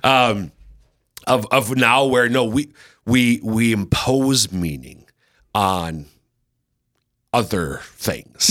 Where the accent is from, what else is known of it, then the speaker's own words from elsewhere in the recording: Minnesota, United States; accent: Minnesota; my Minnesota accent